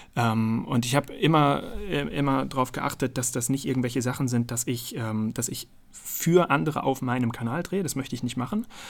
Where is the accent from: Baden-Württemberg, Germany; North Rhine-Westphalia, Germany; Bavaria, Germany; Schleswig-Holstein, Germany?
North Rhine-Westphalia, Germany; Münster; Aus Münster in Nordrhein-Westfalen